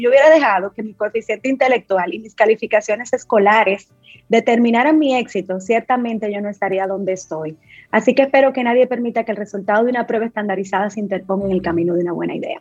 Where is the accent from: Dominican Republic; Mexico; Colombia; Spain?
Dominican Republic; nosotros como dominicanos, primero abracemos nuestra dominicanidad